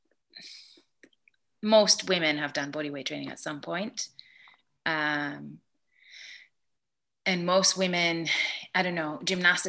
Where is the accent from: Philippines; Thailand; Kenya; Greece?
Greece; moved away; I grew up in Greece